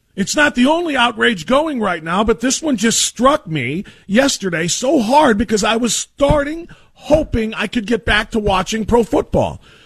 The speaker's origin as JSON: {"language": "English", "country": "United States", "said": "We are American American."}